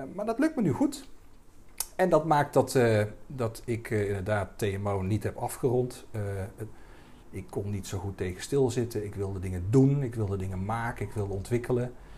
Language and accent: Dutch; Dongen, North Brabant, Netherlands; also born or lived in Helmond; ik eh, kom uit Dongen. Ik ben opgegroeid in Brabant.